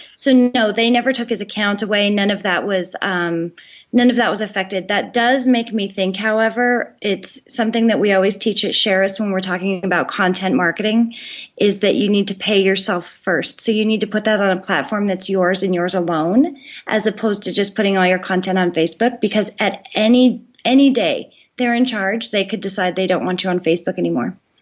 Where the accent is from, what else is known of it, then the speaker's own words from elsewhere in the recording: Colorado, United States; I grew up in Colorado